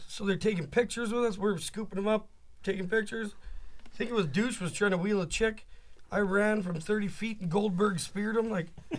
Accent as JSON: {"language": "English", "region": "Northeast", "country": "United States", "said": "I'm not dumb. Like, I'm from the Northeast. I know what's going on."}